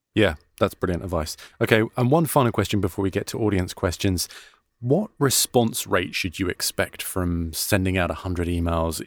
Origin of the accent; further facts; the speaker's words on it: United Kingdom; accent: British; now in United States; I'm British